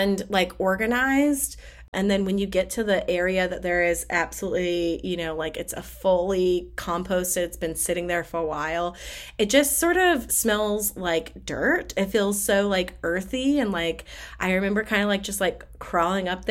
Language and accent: English; Nebraska, United States; moved away; I grew up in Nebraska